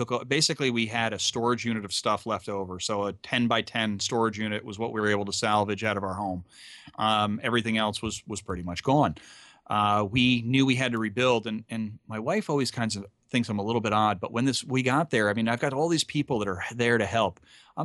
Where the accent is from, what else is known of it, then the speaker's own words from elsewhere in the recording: Hyde Park, New York, United States; moved away as an adult; also born or lived in Long Beach, California; grew up in upstate New York, in High Park, New York. Actually, the home of Franklin Delano Roosevelt